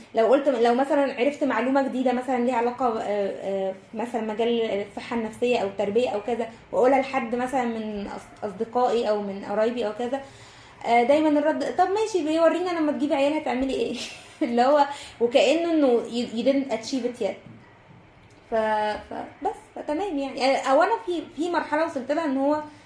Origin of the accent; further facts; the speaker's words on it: Egypt; اللي عندنا كمصريين وكعرب